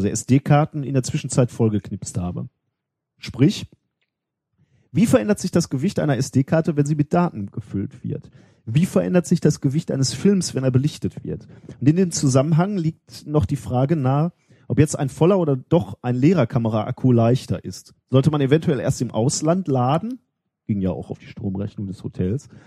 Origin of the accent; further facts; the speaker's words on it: North Rhine-Westphalia, Germany; Hallo, ich bin im Ruhrgebiet aufgewachsen.